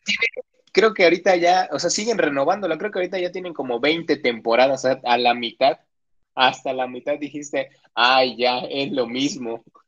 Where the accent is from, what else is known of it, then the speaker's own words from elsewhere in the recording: Oaxaca, Mexico; yo, que soy de Oaxaca y que viví mucho tiempo en eso de bloqueos y bloqueos